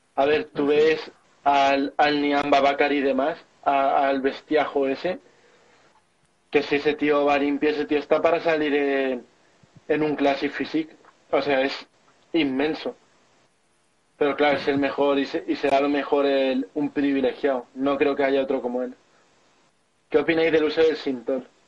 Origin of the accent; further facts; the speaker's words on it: Albacete, Castilla-La Mancha, Spain; mi ciudad natal de Albacete